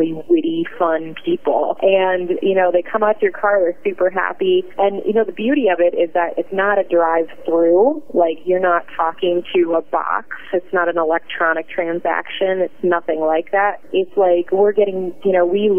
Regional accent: Cleveland, Ohio, United States; I'm from, like, the way far, like, west side of Cleveland

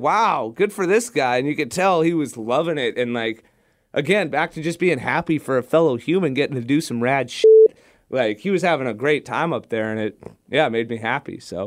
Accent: Southern California, United States; growing up in Southern California

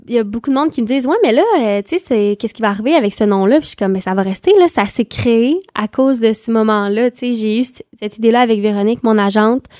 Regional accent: Quebec, Canada; accent: super québécois; j'ai un accent super québécois

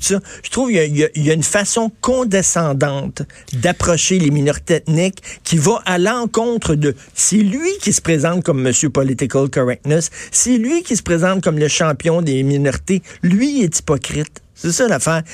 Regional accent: Montreal, Quebec, Canada; je viens de Verdun

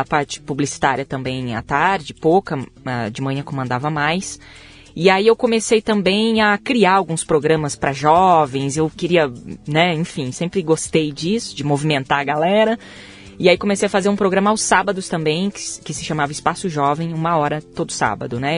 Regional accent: Maringá, Paraná, Brazil; moved away as an adult; now in Europe; eu sou do interior do Paraná. Eu nasci em Maringá

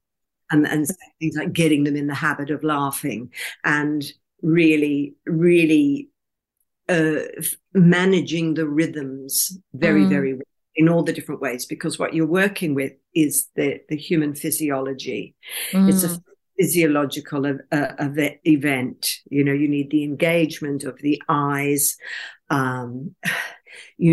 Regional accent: Brisbane, Queensland, Australia; my hometown of Brisbane, Australia.

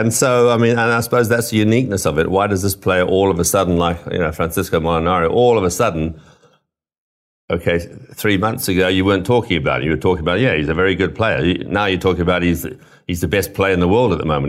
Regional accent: Zimbabwe; moved away; also born or lived in United Kingdom; I grew up in Africa and, and Rhodesia or Zimbabwe as it is now. So although I was born in the U K

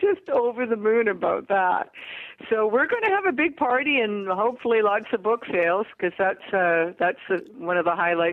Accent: Vancouver, British Columbia, Canada; in my hometown

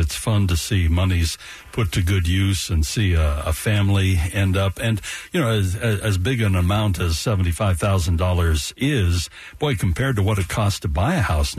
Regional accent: Salt Lake City, Utah, United States; Salt Lake City is my hometown. We don't live in Salt Lake City proper right now, but boy, I spend a lot of my waking hours here.

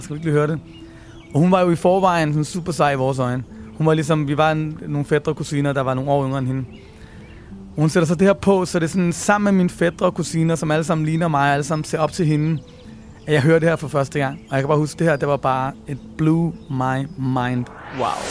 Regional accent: Copenhagen, Capital Region of Denmark, Denmark; Jeg voksede op på Nørrebro, hvor jeg stadig bor

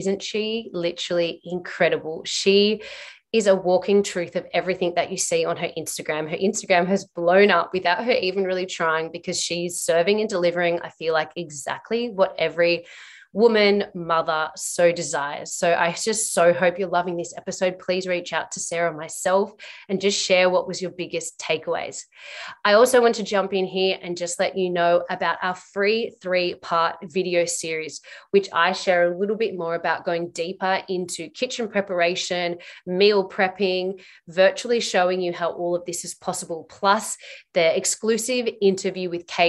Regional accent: New South Wales, Australia; particularly because I came from New South Wales, women have to work

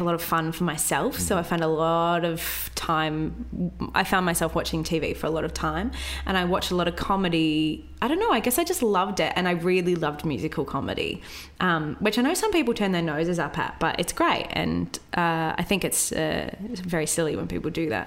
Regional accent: Wagga Wagga, New South Wales, Australia; moved away as an adult; also born or lived in Melbourne / Ballarat; I grew up in Wagga Wagga, which is in regional New South Wales.

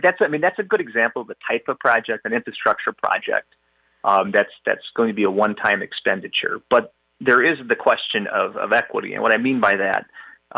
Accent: Chicago, Illinois, United States; moved away as an adult; now in Wisconsin, United States; I was born and raised in the Chicagoland area in the suburbs, but I've been in Wisconsin now for 20 plus years

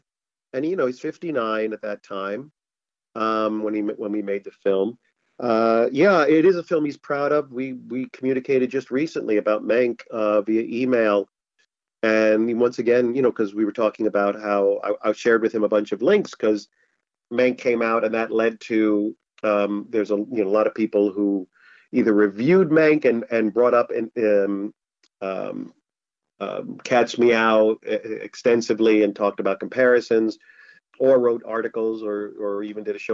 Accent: New York, United States; now in Los Angeles, United States; I'm from New York

